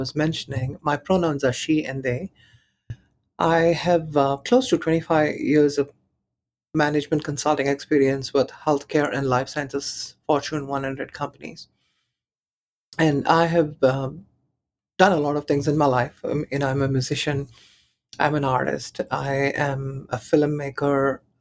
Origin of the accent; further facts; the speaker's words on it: Chennai, Tamil Nadu, India; moved away; I was born in Chennai.